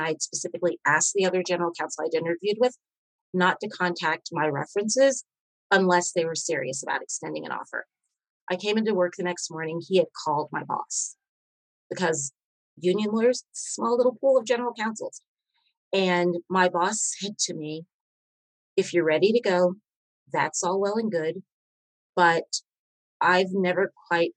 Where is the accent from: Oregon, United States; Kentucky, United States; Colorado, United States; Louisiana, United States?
Kentucky, United States; moved away; I'm from Kentucky